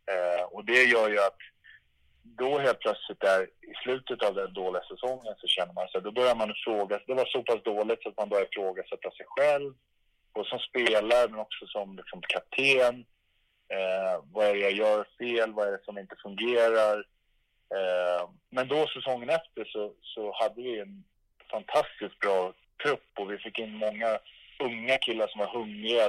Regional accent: Stockholm, Stockholm County, Sweden; moved away; mitt rum i Älvsjö där jag växte upp

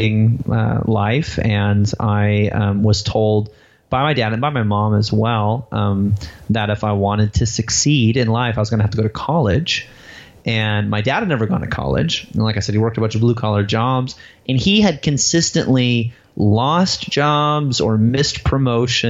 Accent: Waterman, Illinois, United States; I grew up in a town called Waterman, Illinois

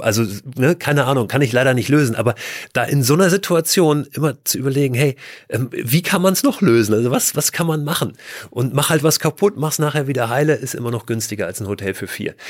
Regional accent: Germany; wir sind Deutsche

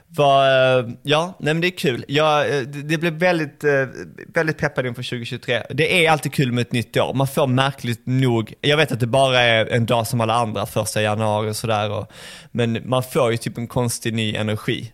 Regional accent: Malmö, Skåne, Sweden; Jag kommer ju från Malmö

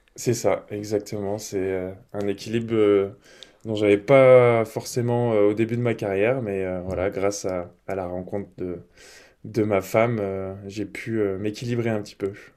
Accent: Grenoble, Auvergne-Rhône-Alpes, France; moved away as an adult; now in Lille, France; je suis des montagnes, je suis grenoblois à la base

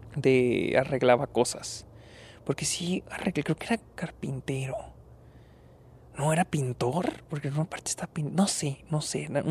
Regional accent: Delicias, Chihuahua, Mexico; moved away; estoy en, en Delicias, mi ciudad natal, vine a visitar a mi familia

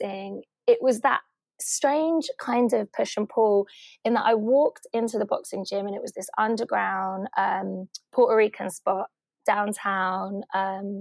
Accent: London, United Kingdom; growing up in Hackney in the 80s and 90s

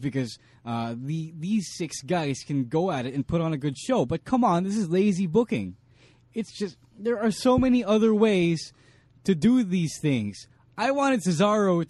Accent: Philippines; we're Filipino

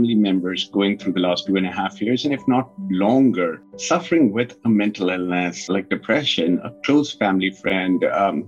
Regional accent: North India, India; moved away as an adult; also born or lived in United Kingdom / Ukraine / East Coast, United States; now in Stockton, United States; I was born and raised in India

